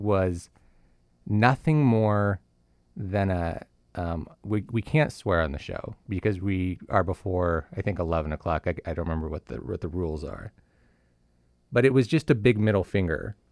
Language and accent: English; California, United States; moved away; I grew up in California